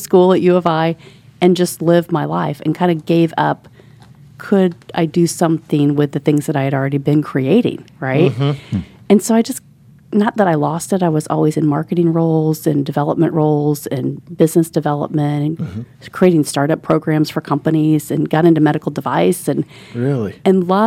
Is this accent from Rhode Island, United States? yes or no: no; Indianapolis, Indiana, United States; also born or lived in Orlando, Florida; our family had a property here on Shelby Street. So you know where University of Indianapolis is